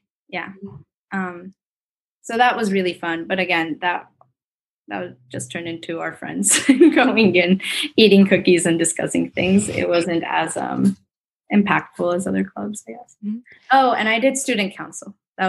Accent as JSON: {"language": "English", "town": "New York City", "region": "New York", "country": "United States", "tie": "born or raised there", "said": "Since I grew up in New York City, it was kind of nice because our Model UN was at the United Nations headquarters in New York."}